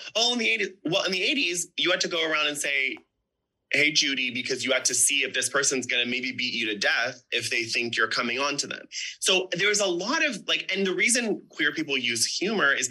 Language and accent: English; Orange County, California, United States; growing up in Orange County